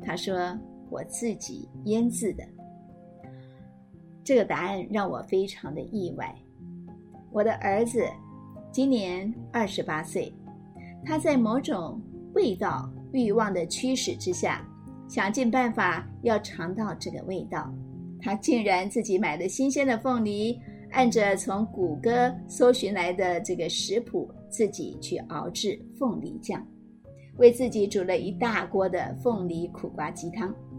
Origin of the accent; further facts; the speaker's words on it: Madou, Tainan, Taiwan; moved away; also born or lived in Taipei; 但是呢，我总说麻豆是我的故乡